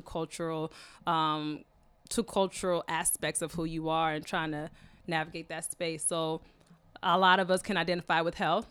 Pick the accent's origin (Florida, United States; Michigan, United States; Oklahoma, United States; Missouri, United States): Michigan, United States; was born in Michigan uh, by two Kenyan natives.